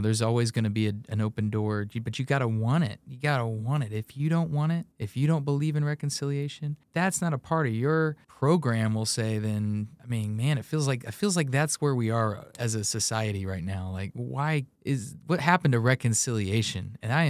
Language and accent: English; Indiana, United States; also born or lived in Kansas; I'm from Central Indiana for the most part, born in Kansas. Somehow the wind swept me out here, and I've spent all my life really in Central Indiana, aside from that time teaching English in Japan.